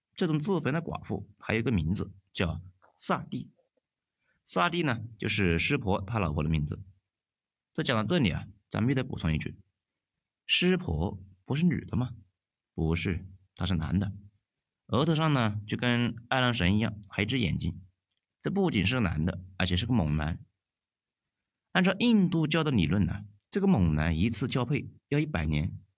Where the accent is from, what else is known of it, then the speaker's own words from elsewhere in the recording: China; 我们国家呢，在我们老家那一块